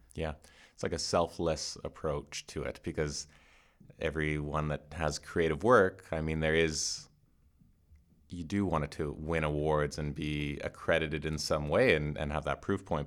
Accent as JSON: {"language": "English", "country": "Canada", "said": "I'm Canadian."}